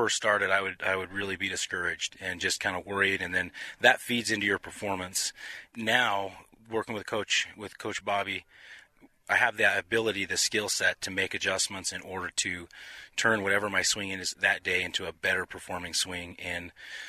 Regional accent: Utah, United States; I'm from Utah

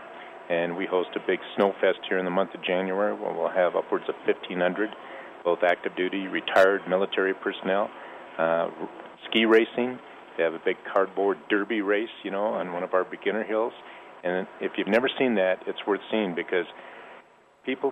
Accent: Minnesota, United States; now in Colorado, United States; I grew up in Minnesota, too

